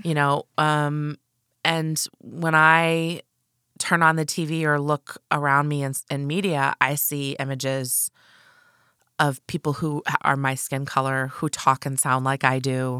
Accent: United States; I'm a United States citizen, and I live in a state that has excellent social services

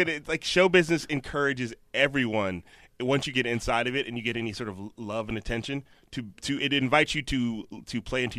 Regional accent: Chicago, Illinois, United States; also born or lived in Alabama; Chicago and Alabama.

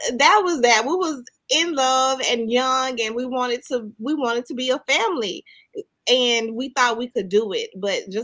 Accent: Mississippi, United States; I'm from the country. I'm from Mississippi. So we all just grew up and went outside and played

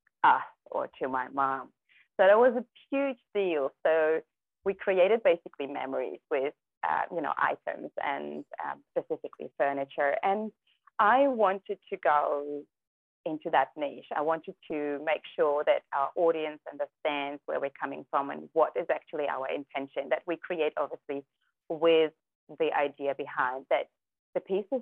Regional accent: Kazakhstan; Well, I'm not sure if you know, but I was born in Kazakhstan, right? So back then we lived in a very small community, and we had no cars, we had no TVs.

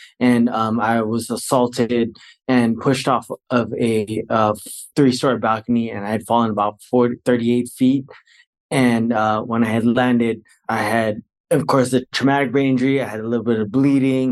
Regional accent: Bay Area, Northern California, United States; moved away as an adult; now in Fullerton, United States; I'm originally from California. I'm from Northern California, the Bay Area. I'm a very proud Bay Area resident.

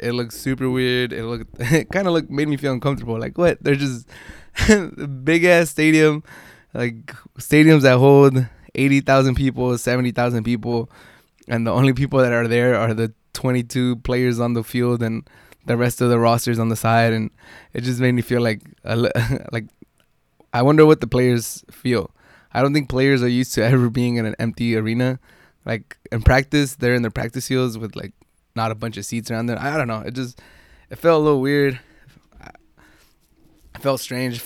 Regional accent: San Diego, California, United States; I grew up in San Diego

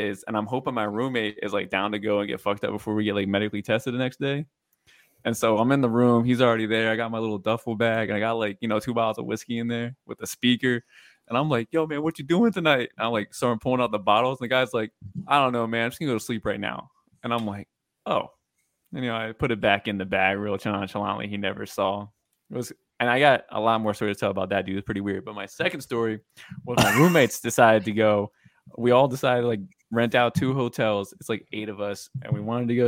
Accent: Maryland, United States; moved away as an adult; now in Louisville, United States; I'm from Maryland

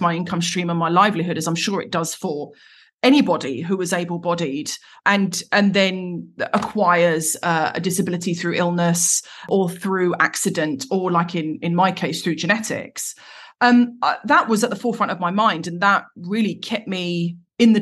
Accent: Croydon, London, United Kingdom; I'm from Croydon, South London. I'm from the Cronx

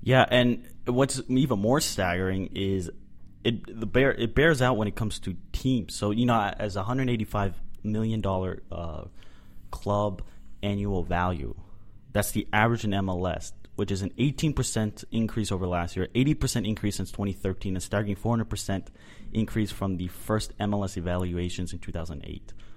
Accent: Boston, Massachusetts, United States; now in Dallas, United States; I'm originally from Boston

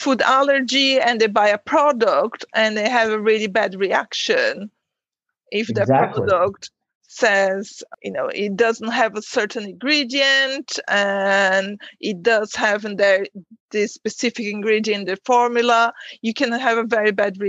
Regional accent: Brazil; We are both from Brazil.

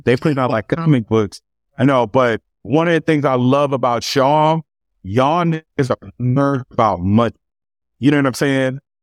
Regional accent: Los Angeles, California, United States; also born or lived in Carson, California; grew up right here in Los Angeles, California, um, initially in South Central, um, and we eventually moved to Carson, California, um, when I was a kid

